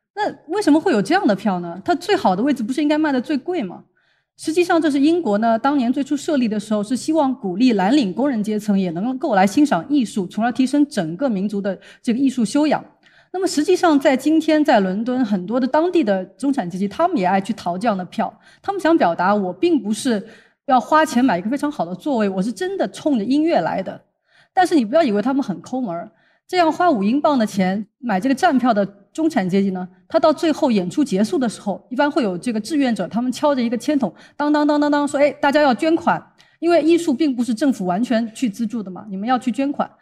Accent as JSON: {"language": "Chinese", "country": "China", "said": "我们中国人"}